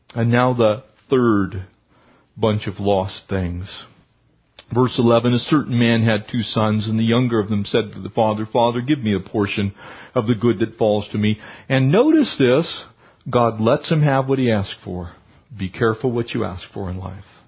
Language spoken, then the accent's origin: English; Poway, California, United States; we were growing up in Poway